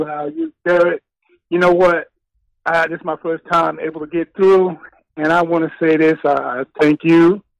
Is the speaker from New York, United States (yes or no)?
yes; New York, United States; now in California, United States; I'm in California. I'm originally from New York.